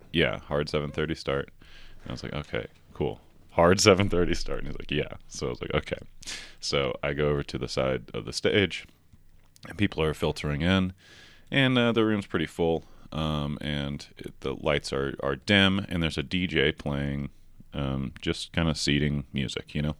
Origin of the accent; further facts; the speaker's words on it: outside of Nashville, Tennessee, United States; also born or lived in Chattanooga; I grew up outside of Nashville